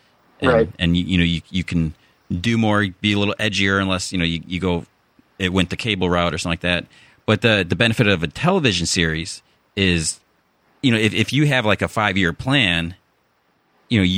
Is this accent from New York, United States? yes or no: no; Chicago, Illinois, United States; accent: Chicago; moved away as an adult; now in California, United States; my Chicago accent